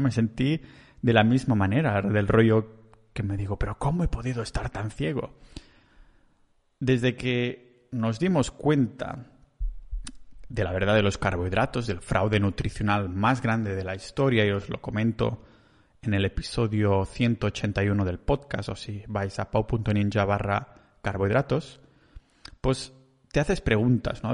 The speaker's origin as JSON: {"language": "Spanish", "region": "Catalonia", "country": "Spain", "accent": "Catalan", "said": "solo soy un catalán que el acento se me pone mucho de por medio"}